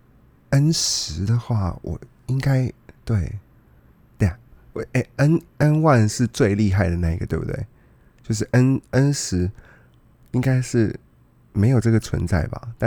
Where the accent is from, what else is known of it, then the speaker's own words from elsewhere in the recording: Taiwan; Yeah，我是台湾人，我我是台湾人